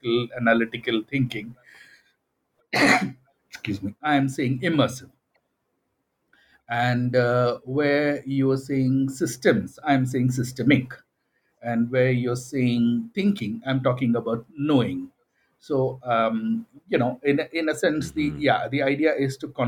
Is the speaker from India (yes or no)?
yes; India; my formative experiences and my background as an Indian